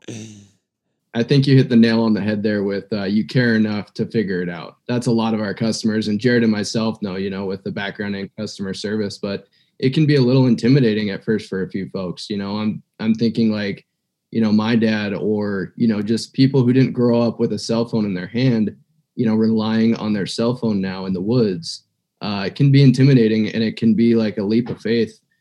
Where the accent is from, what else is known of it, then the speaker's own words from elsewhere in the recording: eastern Montana, United States; also born or lived in Missoula, Montana; I was uh, born and raised in Montana. So, I'm a Montana native, um, haven't left the state and I grew up on the eastern side of Montana